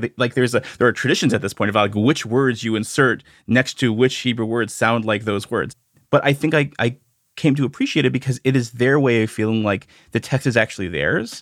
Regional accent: Canada; I grew up in Canada

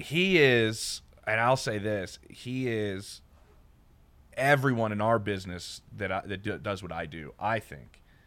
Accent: Philadelphia, Pennsylvania, United States; moved away as an adult; also born or lived in Columbus, Ohio / Atlanta / Houston; now in Denver, United States; I grew up in Philly

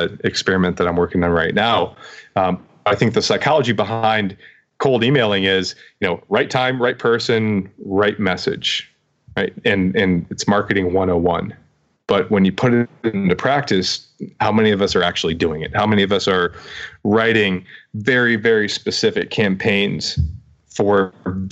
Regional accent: Ohio, United States; moved away as an adult; also born or lived in Brooklyn, New York; We're Ohio folk

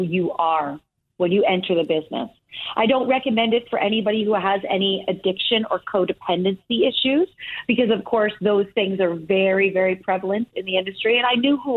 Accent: Easton, Pennsylvania, United States; moved away as an adult; also born or lived in California; I grew up in Easton, Pennsylvania. I went to Easton High School

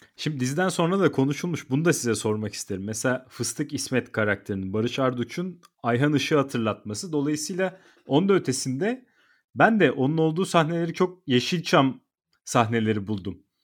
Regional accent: İzmir, Turkey; Ben de İzmirliyim.

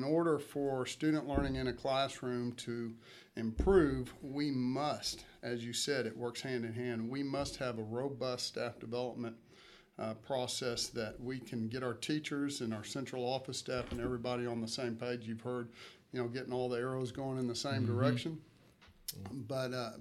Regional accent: Katy, Texas, United States; I grew up in Katy.

